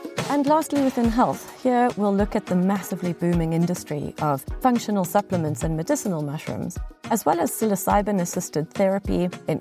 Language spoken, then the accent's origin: English; South Africa; moved away; my home country of South Africa